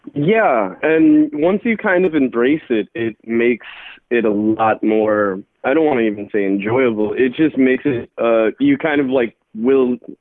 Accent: Arlington, United States; I'm from Arlington

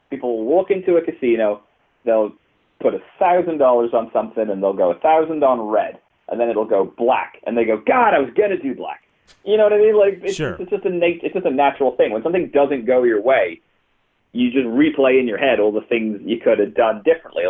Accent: Stoke-on-Trent, West Midlands, United Kingdom; moved away; I'm from Stoke.

